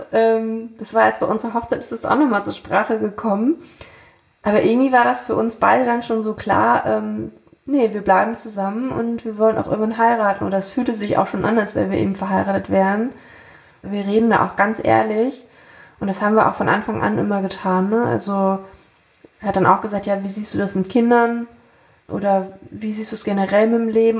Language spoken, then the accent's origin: German; Thuringia, Germany; moved away; habe damals ja wieder in meiner alten Heimat in Thüringen gelebt